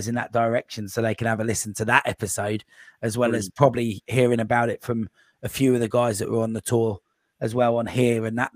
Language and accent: English; Cambridge, East of England, United Kingdom; I'm from Cambridge as well